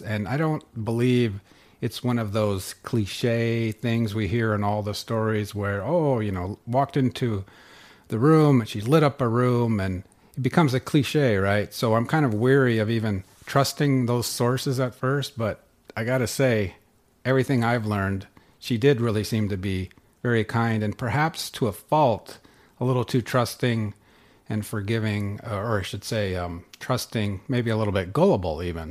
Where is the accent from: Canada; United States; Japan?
United States; Northern California; moved away as an adult; also born or lived in Sweden / Boulder, Colorado; now in North Dakota, United States; I grew up in Northern California and, uh, in the wine country up there